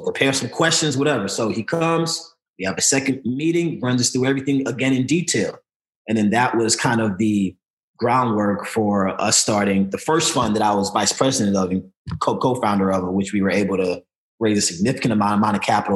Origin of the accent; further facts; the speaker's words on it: Chicago, Illinois, United States; moved away; also born or lived in St. Louis, Missouri; I was born and raised in St. Louis, but I grew up a lot in Chicago